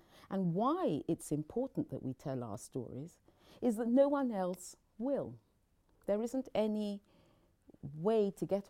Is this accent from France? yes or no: no; Nigeria; born there; also born or lived in England; I was born in Nigeria. I came to England when I was young. And then, rather like Belle, my mother fell ill. And so we returned to Nigeria.